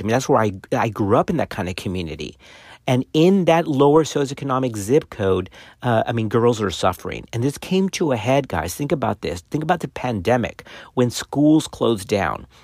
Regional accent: South Texas, United States; I grew up in South Texas on the border of Mexico.

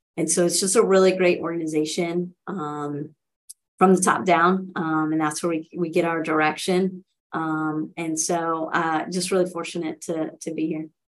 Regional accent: Rock Hill, South Carolina, United States; now in Nashville, United States; I grew up in in Rock Hill, South Carolina

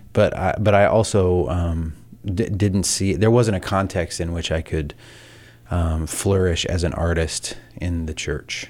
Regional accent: the South, United States; I grew up in the South in, in a small town

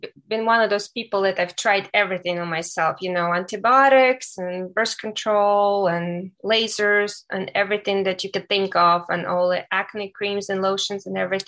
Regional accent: Ukraine; moved away as an adult; now in United States; I was born and raised in Ukraine

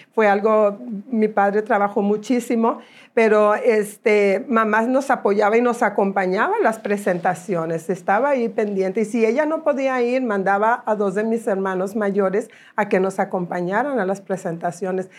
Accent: Guadalupe, Nuevo León, Mexico; moved away; also born or lived in Monterrey / Houston; Nací aquí en Monterrey, aquí crecí en la ciudad de Guadalupe.

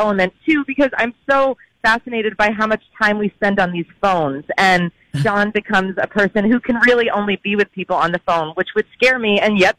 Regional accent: New England, United States; also born or lived in Providence; I went to school there, and I'm from New England.

